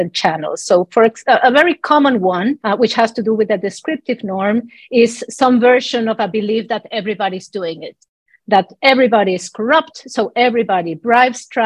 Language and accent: English; Mexico City, Mexico; moved away; I was born and raised in Mexico City